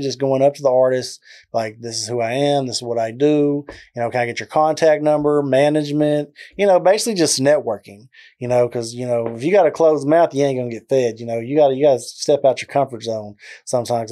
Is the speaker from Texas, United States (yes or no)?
yes; McGregor, Texas, United States; accent: southern drawl; now in Waco, United States; I'm originally from a small town called McGregor, as you can tell with the southern draw in my accent